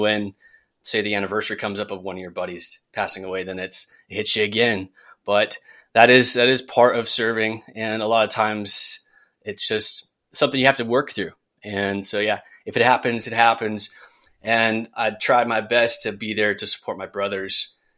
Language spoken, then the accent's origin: English; Central Coast, California, United States; moved away as an adult; now in Charlotte, United States; back in my hometown in Central Coast, California